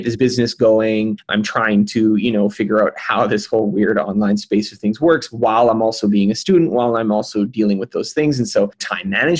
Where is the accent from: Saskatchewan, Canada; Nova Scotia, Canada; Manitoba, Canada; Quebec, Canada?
Manitoba, Canada; The Pas; moved away; in my hometown, in a small hometown, the Paw, Manitoba, which is way up north